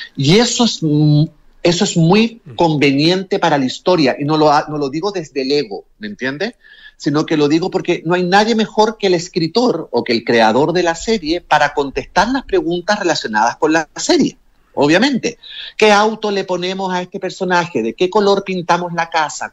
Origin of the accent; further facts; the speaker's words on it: Chile; moved away as an adult; also born or lived in Mexico / New York; yo me fui de Chile el año 95, o sea, yo llevo más años viviendo fuera de Chile que en Chile.